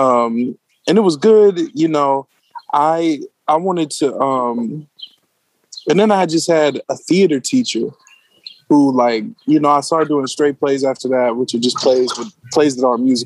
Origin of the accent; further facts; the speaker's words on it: Hattiesburg, Mississippi, United States; now in Baltimore, United States; I'm from Mississippi, yo. So I went to Hattiesburg High School. Shout out to my hometown, Hattiesburg